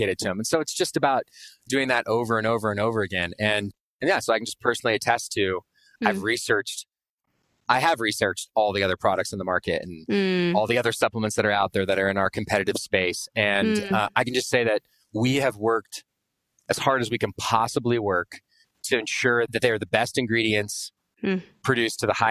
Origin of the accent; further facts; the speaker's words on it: Austin, Texas, United States; I grew up in Austin, Texas